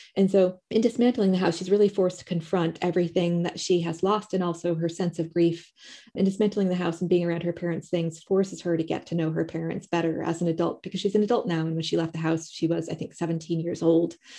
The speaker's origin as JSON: {"language": "English", "country": "United States", "moved": "as an adult", "lives_now": "United Kingdom", "said": "living in the U K, I'm American"}